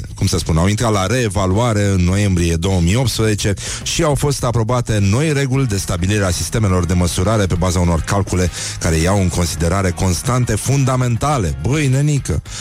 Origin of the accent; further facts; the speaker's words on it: Brăila, Brăila County, Romania; eu ca brăilean